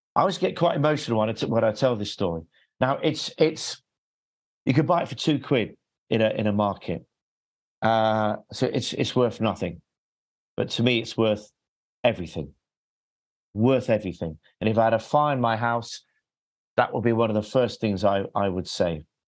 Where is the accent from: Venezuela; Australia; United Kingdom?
United Kingdom; England; I'm English.